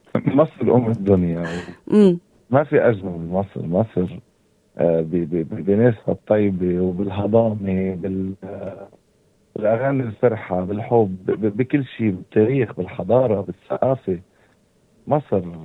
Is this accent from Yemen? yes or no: no; Hasbaya, South Lebanon, Lebanon; accent: Lebanese; أنا آه، لبناني من منطقة حصبية بجدوب وساكن بالجبل